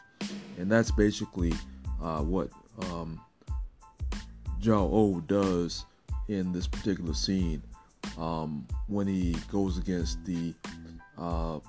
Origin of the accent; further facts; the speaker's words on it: Augusta, Georgia, United States; Augusta, which is where I'm from